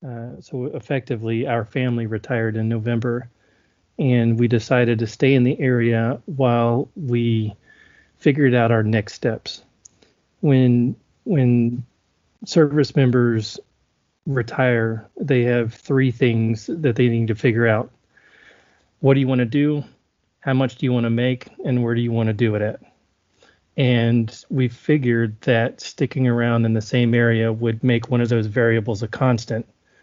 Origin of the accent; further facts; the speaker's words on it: southern Alabama in Florida Panhandle, United States; moved away as an adult; also born or lived in Germany; I grew up in southern Alabama in Florida Panhandle